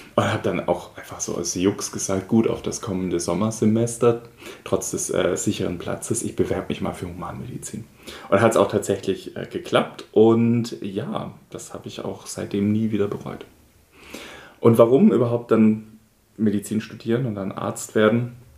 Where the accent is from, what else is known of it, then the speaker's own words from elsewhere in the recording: Schönbuch region, Swabia, Baden-Württemberg, Germany; aus meiner Heimat, nämlich die Schönbuchregion in Schwabenländle.